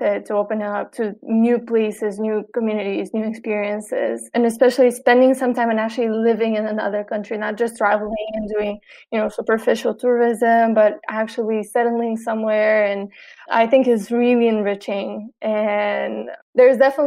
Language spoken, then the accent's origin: English; Sofia, Sofia City, Bulgaria; also born or lived in New York; now in Sofia, Bulgaria; I was born here in Sofia, which is the capital. So for a long time for me, this was the biggest city that I knew.